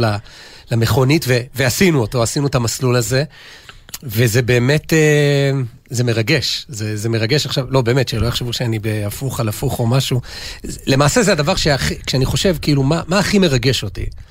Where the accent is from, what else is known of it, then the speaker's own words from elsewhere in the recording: Jerusalem, Jerusalem District, Israel; בשבילי כירושלמי